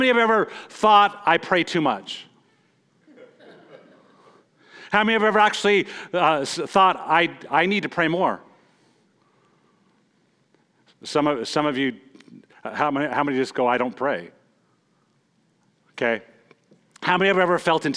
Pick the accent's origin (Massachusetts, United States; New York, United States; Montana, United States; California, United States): Montana, United States; moved away; I'm from Montana.